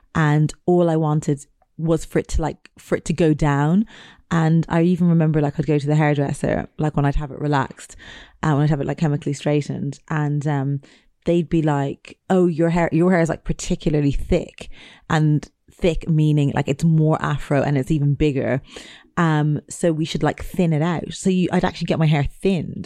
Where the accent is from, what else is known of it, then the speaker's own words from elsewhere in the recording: Ireland; growing up in Ireland